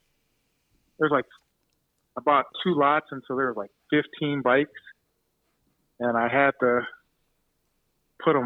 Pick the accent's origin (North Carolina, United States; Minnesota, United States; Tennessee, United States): Minnesota, United States; Minneapolis; now in Fargo, United States; I'm from Minneapolis